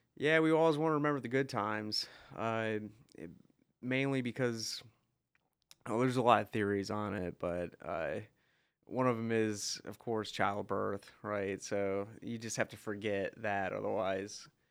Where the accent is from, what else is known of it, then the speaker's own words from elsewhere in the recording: Crossville, Tennessee, United States; growing up in Crossville